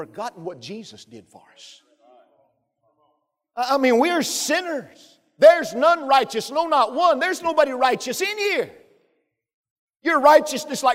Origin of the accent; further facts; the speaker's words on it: Pisgah, Alabama, United States; moved away; I'm from Pisgah, Alabama